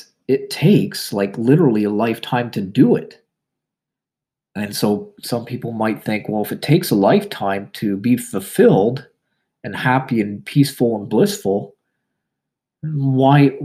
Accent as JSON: {"language": "English", "country": "Canada", "said": "I'm Canadian"}